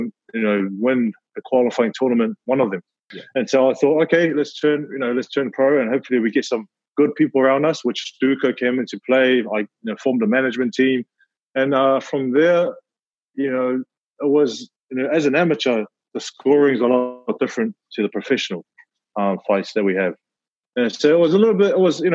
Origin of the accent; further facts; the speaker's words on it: Auckland, New Zealand; born and raised here in New Zealand, you know, South Auckland all day